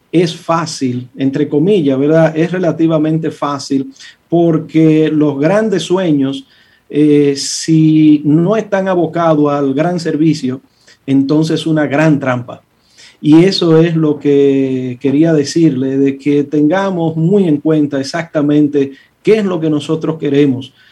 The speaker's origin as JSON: {"language": "Spanish", "town": "Santo Domingo", "region": "Distrito Nacional", "country": "Dominican Republic", "tie": "born or raised there", "also_born_or_lived": "Villa María / Villa Juana / Villa Francisca / San Carlos", "said": "yo soy un muchacho de las villas. Yo se lo he dicho varias veces, yo nací en Villa María, me crié en Villa Consuelo, Villa Juana, Villa Francisca y, un chin de San Carlos."}